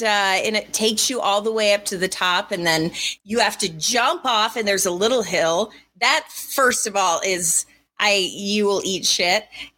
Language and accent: English; Colorado, United States; I grew up in Colorado, but skiing, we were poor